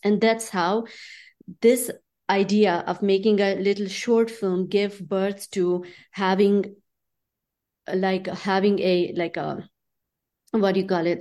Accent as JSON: {"language": "English", "town": "Chitral", "region": "Khyber Pakhtunkhwa", "country": "Pakistan", "tie": "born or raised there", "also_born_or_lived": "Islamabad, Pakistan", "moved": "yes", "said": "I grew up in Pakistan"}